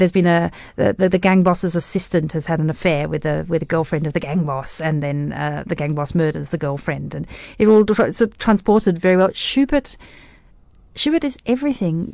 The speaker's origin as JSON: {"language": "English", "region": "Tasmania", "country": "Australia", "tie": "born or raised there", "also_born_or_lived": "Cape Town, South Africa / Germany", "moved": "as an adult", "lives_now": "Berlin, Germany", "said": "I grew up as a South African in Australia"}